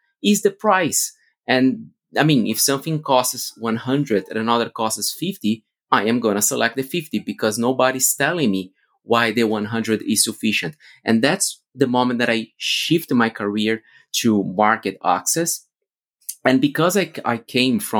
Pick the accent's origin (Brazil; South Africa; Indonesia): Brazil; moved away as an adult; also born or lived in Austin, United States / Europe; as I'm from Brazil